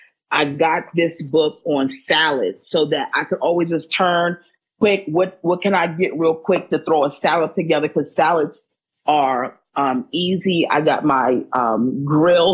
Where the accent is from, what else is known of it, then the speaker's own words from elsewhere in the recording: Maryland, United States; I'm from Maryland